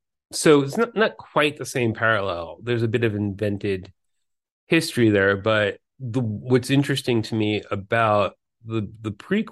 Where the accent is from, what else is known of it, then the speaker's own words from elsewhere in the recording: New York City, New York, United States; I grew up in New York City